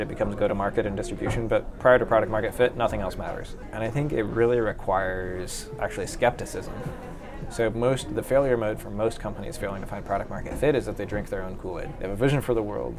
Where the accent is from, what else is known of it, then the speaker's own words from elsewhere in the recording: Seattle, Washington, United States; moved away; I grew up in Seattle